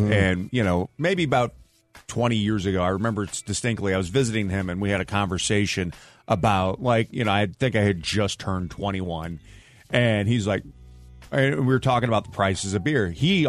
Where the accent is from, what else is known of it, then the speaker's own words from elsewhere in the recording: St. Louis, Missouri, United States; moved away; I'm from St. Louis